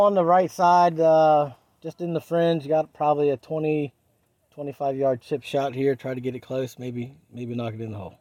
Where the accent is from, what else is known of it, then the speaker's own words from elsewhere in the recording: Point Pleasant, West Virginia, United States; I grew up in a small town in, uh, West Virginia called Point Pleasant